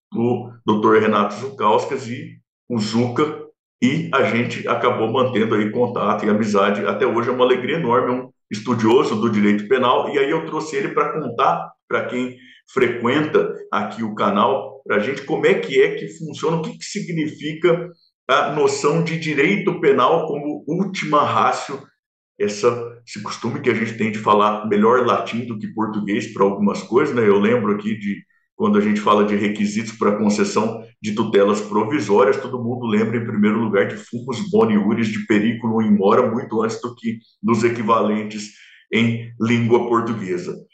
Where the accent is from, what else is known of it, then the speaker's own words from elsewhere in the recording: interior of São Paulo, Brazil; accent: caipira; Eu que, que sou caipira do sertão do interior de São Paulo